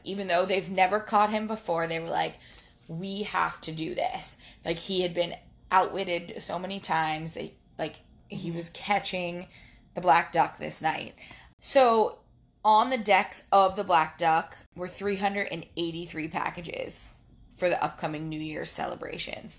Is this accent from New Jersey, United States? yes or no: no; Daytona Beach, Florida, United States; I grew up in Daytona